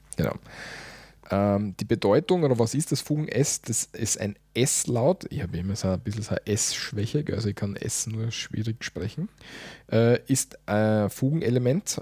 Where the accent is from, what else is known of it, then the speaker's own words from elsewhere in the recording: Austria; Bei uns in Österreich